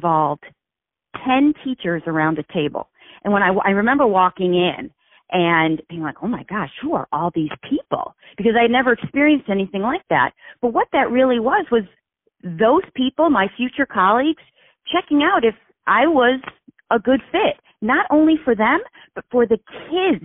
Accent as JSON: {"language": "English", "town": "Vestal", "region": "New York", "country": "United States", "tie": "born or raised there", "also_born_or_lived": "New Rochelle, New York", "said": "I grew up in Vestal, New York, small town in the southern tier of New York."}